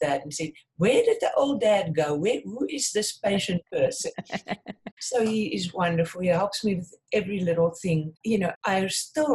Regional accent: South Africa; moved away as an adult; now in United States; I was born in South Africa. I grew up on a farm.

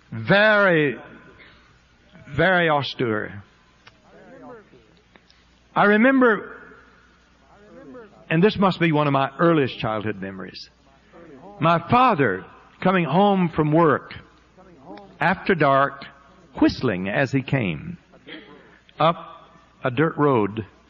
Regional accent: Florida, United States; born there; I was born in Northwest Florida, not too far from Pensacola, to a very poor family.

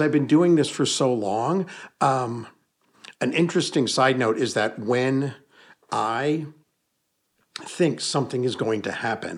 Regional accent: Hudson Valley, New York, United States; born or raised there; moved away

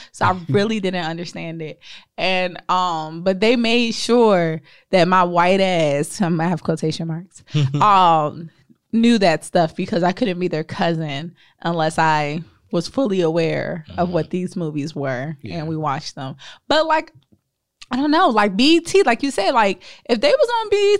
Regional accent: Winston-Salem, North Carolina, United States; I'm from Winston-Salem, North Carolina.

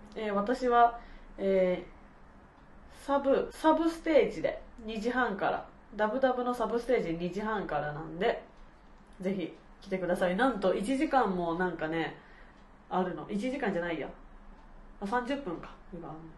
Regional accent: Matsusaka, Mie, Japan; moved away; 地元三重県松阪市

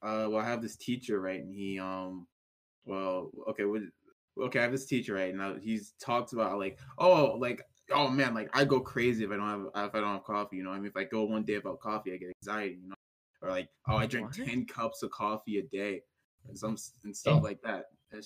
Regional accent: Tennessee, United States; I'm from Tennessee.

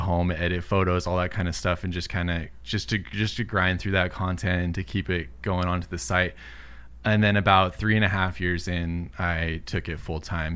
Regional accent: Southern California, United States; also born or lived in Illinois; I've been in California, Southern California, the whole rest of my life

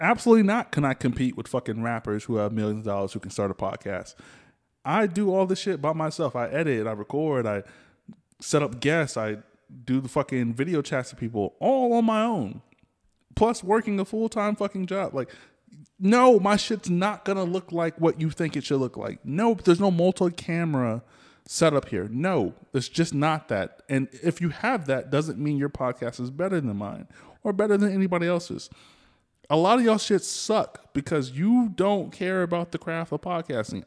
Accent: the South, United States; I'm from the South

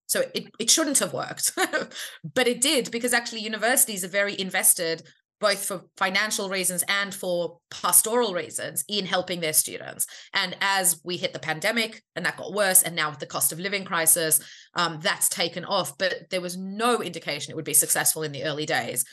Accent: Australia; I'm Australian

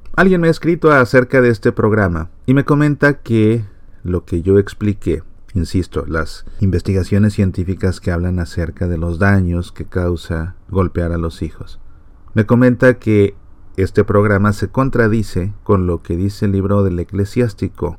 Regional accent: Mexico; yo como mexicano

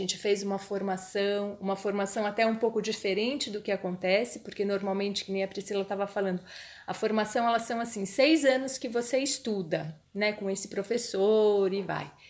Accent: São Paulo, Brazil; moved away as an adult; now in Florianópolis, Brazil; a gente é de São Paulo

